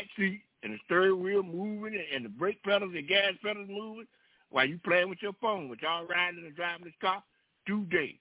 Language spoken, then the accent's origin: English; South Florida, United States; moved away as an adult; I grew up down there in South Florida